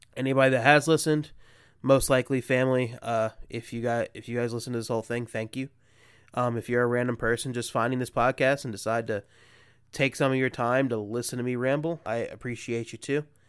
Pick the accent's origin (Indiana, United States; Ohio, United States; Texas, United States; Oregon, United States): Ohio, United States; Columbus; I'm obviously from Columbus, Ohio